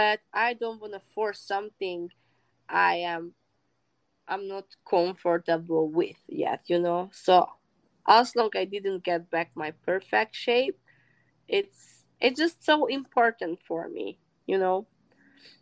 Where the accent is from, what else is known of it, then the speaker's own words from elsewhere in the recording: Hungary; moved away as an adult; now in United States; I came from Hungary, which is a small country, from a very small village.